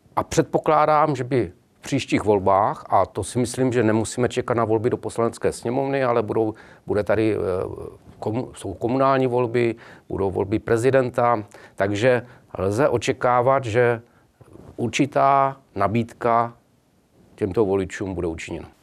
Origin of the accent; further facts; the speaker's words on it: Brno, South Moravian Region, Czechia; Já jsem konkrétně z Brna